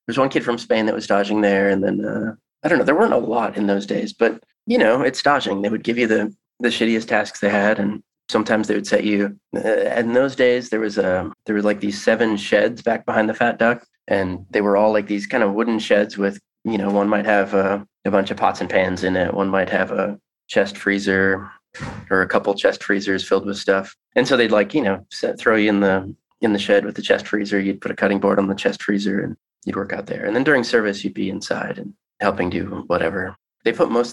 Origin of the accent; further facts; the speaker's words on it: Minnesota, United States; moved away as an adult; also born or lived in New York / Vail, Colorado; I'm from the part that's in between those two